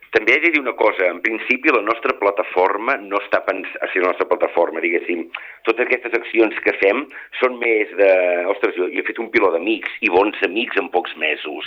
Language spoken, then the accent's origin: Catalan; Girona, Catalonia, Spain; jo com a gironí